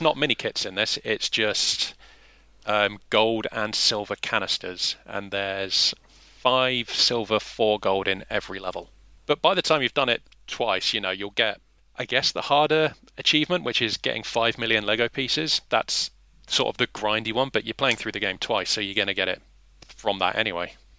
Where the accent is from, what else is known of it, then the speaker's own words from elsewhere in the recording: England, United Kingdom; We're both English